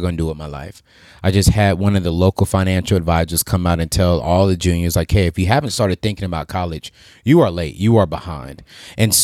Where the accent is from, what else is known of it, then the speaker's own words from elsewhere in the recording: Tennessee, United States; moved away; back in my home state, Tennessee